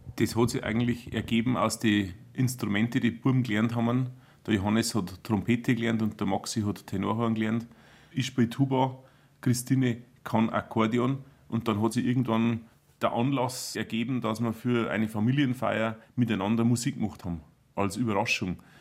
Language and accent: German; Bodenmais, Bavaria, Germany; accent: Upper Palatinate (Oberpfälzisch); Wir im Beaumont reden wir eher schon das Oberpfälzerische